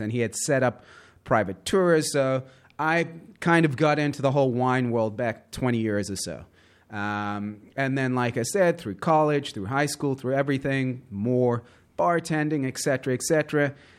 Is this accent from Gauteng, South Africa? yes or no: yes; Johannesburg, Gauteng, South Africa; also born or lived in Southern California; now in New York, United States; born and raised Johannesburg, South Africa, moved to the U.S.